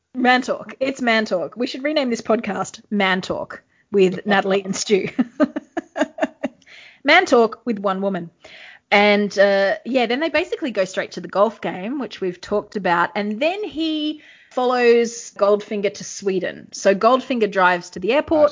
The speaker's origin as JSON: {"language": "English", "country": "Australia", "said": "we're from Australia"}